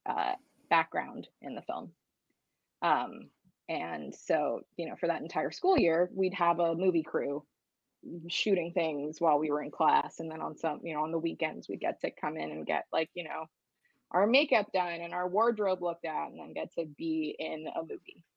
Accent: outside of Philadelphia, Pennsylvania, United States; I grew up outside of Philadelphia

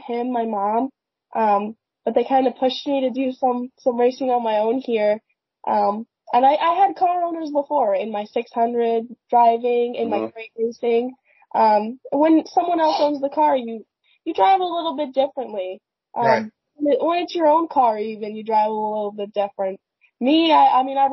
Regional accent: Pemberton, New Jersey, United States; I grew up in Pemberton, in New Jersey, and there really isn't a whole lot around here.

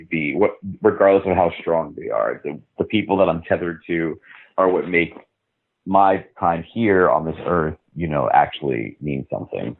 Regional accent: New York City, New York, United States; born or raised there

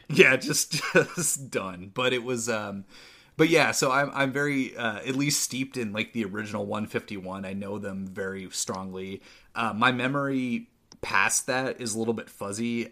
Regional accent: St. Helens, Oregon, United States; there was a card shop in, in my hometown, in the, the small town of Saint Helens, Oregon.

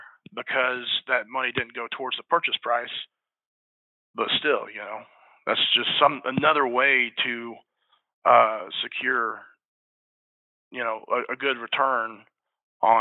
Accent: Salina, Kansas, United States; I was born in Salina, Kansas

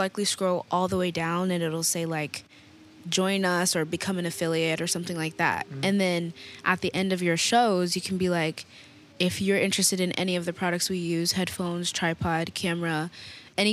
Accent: Denver, Colorado, United States; moved away; we're from Denver

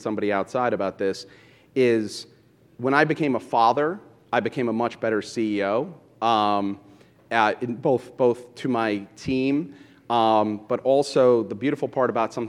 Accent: New York City, New York, United States; I grew up in Brooklyn listening to hip-hop and going to Fulton for my sneakers

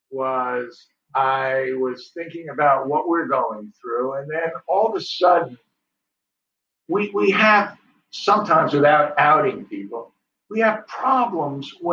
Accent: New York, United States; I'm a New Yorker.

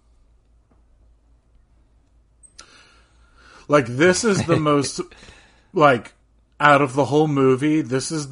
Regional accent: New Jersey, United States; I am from New Jersey

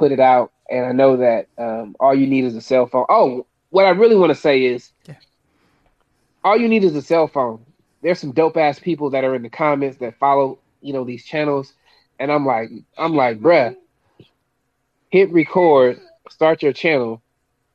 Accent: Oakland, California, United States; I'm in East Oakland. I'm from the Bay Area. I've been in East Oakland since I was 1 year old

